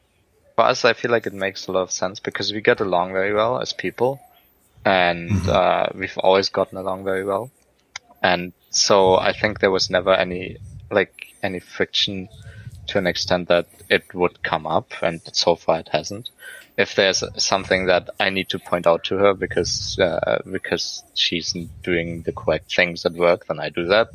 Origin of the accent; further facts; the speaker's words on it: Germany; now in Vancouver, Canada; I grew up in Germany